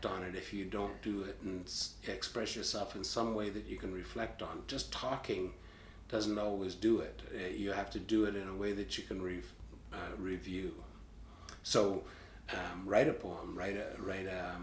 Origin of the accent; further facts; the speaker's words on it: Peterborough, Ontario, Canada; I was born in Peterborough